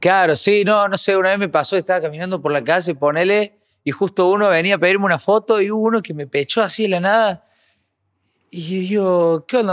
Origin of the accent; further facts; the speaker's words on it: Córdoba, Argentina; Yo creo que soy bastante cordobés